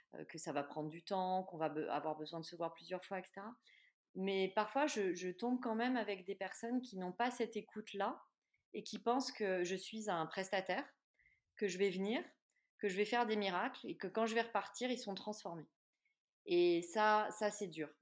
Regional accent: Clermont-Ferrand, Auvergne-Rhône-Alpes, France; de par ma région d'origine

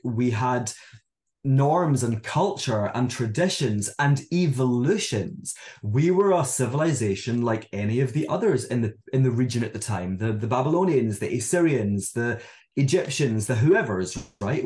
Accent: Scotland, United Kingdom; moved away as an adult; also born or lived in Hong Kong; now in London, United Kingdom; I'm from Scotland, as many of you can probably tell by my accent

